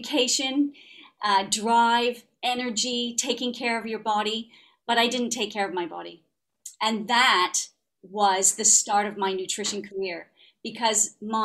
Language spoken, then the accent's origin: English; Ottawa, Ontario, Canada; accent: Canadian; now in United Kingdom; grew up in Ottawa.